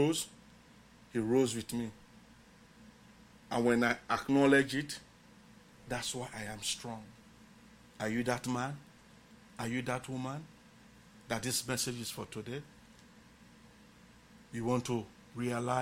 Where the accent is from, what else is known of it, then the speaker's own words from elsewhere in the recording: Bonthe District, Southern Province, Sierra Leone; I came from Bont District and Island.